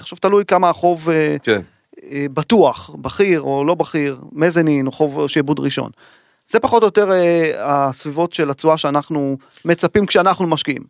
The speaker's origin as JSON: {"language": "Hebrew", "country": "Israel", "said": "לנו כישראלים"}